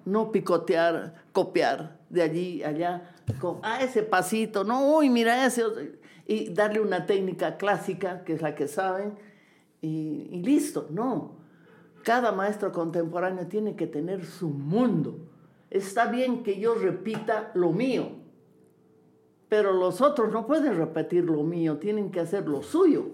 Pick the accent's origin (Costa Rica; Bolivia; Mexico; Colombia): Bolivia; also born or lived in Lima, Peru; tengo que volver a Bolivia, a mi tierra